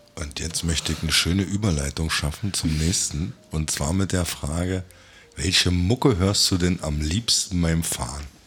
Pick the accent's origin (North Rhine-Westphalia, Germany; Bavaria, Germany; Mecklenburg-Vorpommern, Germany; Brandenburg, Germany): Mecklenburg-Vorpommern, Germany; Rügen; now in Berlin, Germany; Ich bin ja auch Rüganer